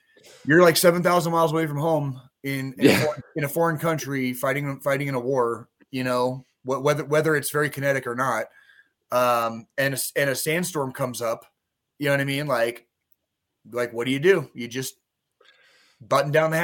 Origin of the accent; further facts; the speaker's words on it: Arizona, United States; growing up in Arizona